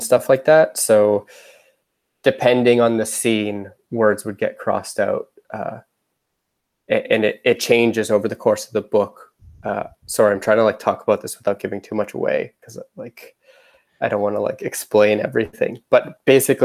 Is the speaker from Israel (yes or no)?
no; Canada; I'm from Canada